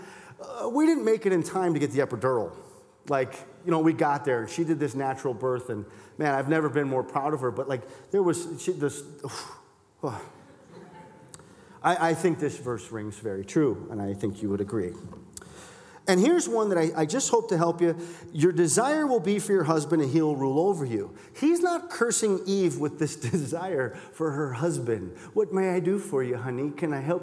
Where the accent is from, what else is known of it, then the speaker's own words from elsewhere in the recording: Milwaukee, Wisconsin, United States; I'm from Milwaukee.